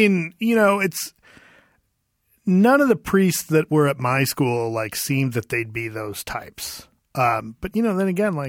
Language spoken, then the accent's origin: English; Kansas City, Kansas, United States; I grew up in Kansas